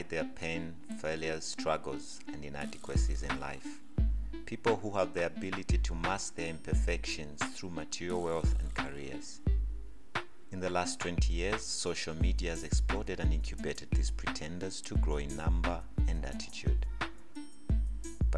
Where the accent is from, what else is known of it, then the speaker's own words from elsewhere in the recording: Zambia; I'm from Zambia, Africa